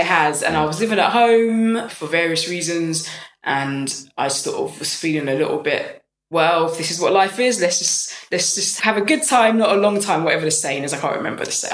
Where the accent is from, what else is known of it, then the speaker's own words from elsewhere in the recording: London, United Kingdom; I'm from North London